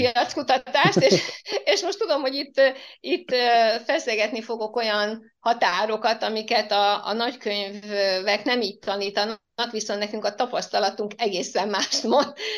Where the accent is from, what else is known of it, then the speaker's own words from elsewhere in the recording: Mártély, Csongrád-Csanád, Hungary; accent: ö-zés (speaking with ö instead of e); Én tőzsgyökeres Mártéi vagyok, itt éltek a szüleim is, és én is ide születtem